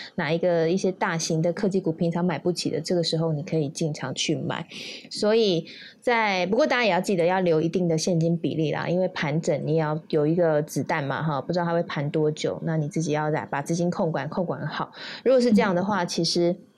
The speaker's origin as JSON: {"language": "Chinese", "country": "Taiwan", "said": "我们台湾人"}